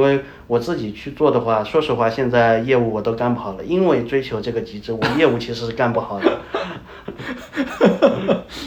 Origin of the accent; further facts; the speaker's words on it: China; moved away as an adult; now in Pakistan; 我们中国人